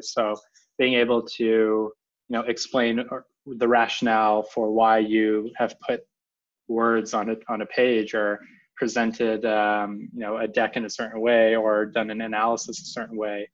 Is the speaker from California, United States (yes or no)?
yes; Silicon Valley, California, United States; growing up in the Silicon Valley